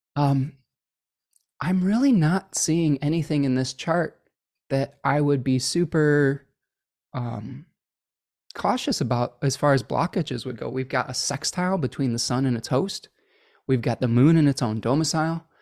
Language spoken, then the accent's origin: English; Oak Park, Illinois, United States; I was born in Oak Park, Illinois